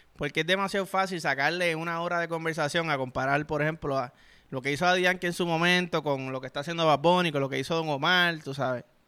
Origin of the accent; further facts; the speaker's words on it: Puerto Rico; un boricua, cabrón, sobre todo chamaquito, yo que jugaba